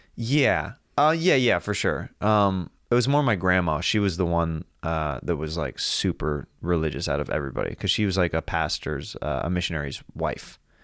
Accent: Kansas, United States; I'm from Kansas, we had tornado drills as well

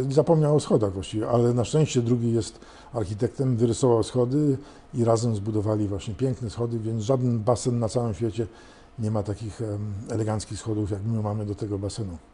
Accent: London, United Kingdom; now in Warsaw, Poland; był z Londynu tak jak ja

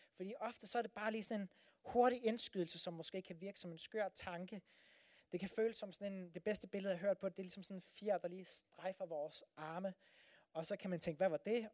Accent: Denmark

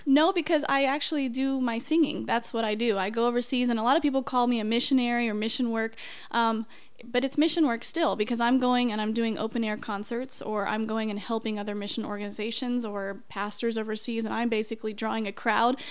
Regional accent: Peru, Indiana, United States; also born or lived in Cicero, Indiana; I grew up in Peru, Indiana

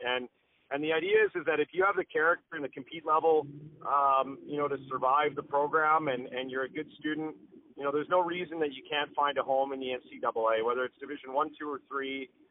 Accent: Calgary, Alberta, Canada; we grew up in the Calgary Board of Education system

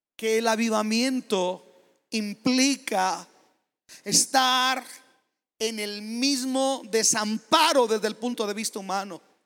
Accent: Mexico; moved away; yo soy mexicano

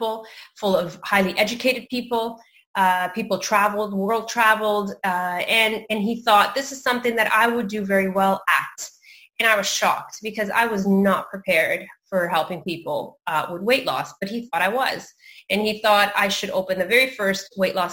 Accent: Canada; also born or lived in Mozambique; I was raised in Canada

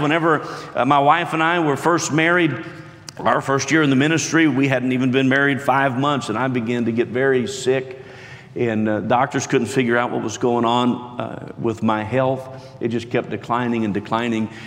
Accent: West Virginia, United States; born and raised in West Virginia and homeschooled

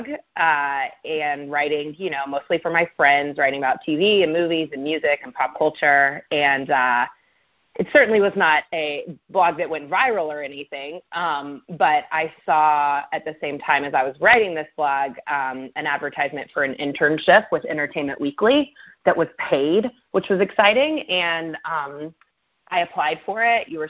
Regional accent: Waco, Texas, United States; moved away; my childhood home, but not while I lived there.

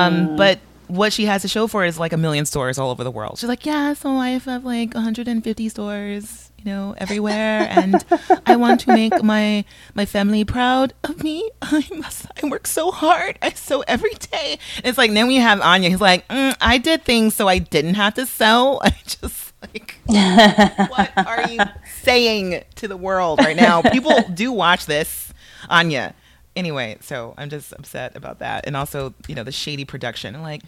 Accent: Canada; I'm Canadian, so I'm gonna do a Mountie.

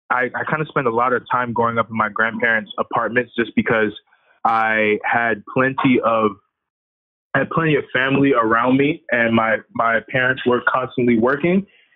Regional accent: New York City, New York, United States; also born or lived in Haiti / Arizona; now in Boston, United States; I was born and raised in Brooklyn, New York, in the Canarsie area as well as Crown Heights. I kind of went back and forth between the two. And I grew up in the projects of Brooklyn

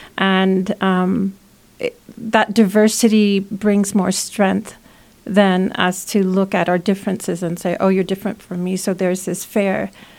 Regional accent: United States; So being American, I feel, you know, invested in putting my time in community and efforts and practicing my own empathy for the care of my neighbor and my friends, my family.

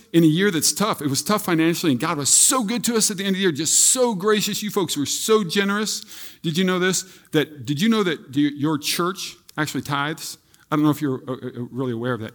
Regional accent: Iowa, United States; I grew up in Iowa.

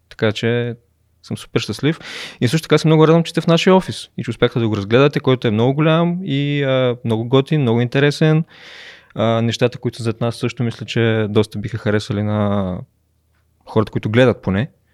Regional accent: Momchilgrad, Kardzhali Province, Bulgaria; moved away as an adult; also born or lived in Sofia; родом съм от Момчилград и съм а, живял там до горе-долу отиването ми в университет

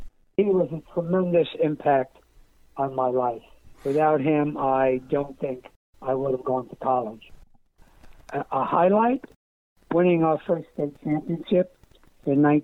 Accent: Yonkers, New York, United States; moved away; also born or lived in Long Island, New York; My hometown.

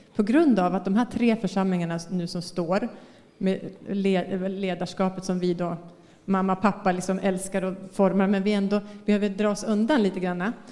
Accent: Västerås, Västmanland, Sweden; moved away as an adult; now in Bangkok, Thailand; Jag är från Västerås, det är några timmar härifrån

